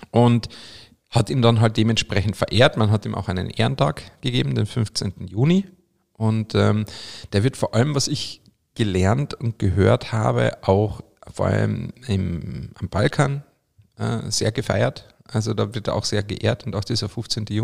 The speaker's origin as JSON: {"language": "German", "region": "Carinthia", "country": "Austria", "said": "zum Beispiel in meiner Heimat Kärnten gibt es ein Sankt Veit"}